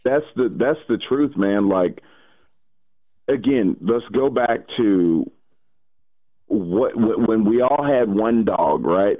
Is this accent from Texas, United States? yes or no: no; Atlanta, Georgia, United States; I'm still from Atlanta, like the city of Atlanta, born and raised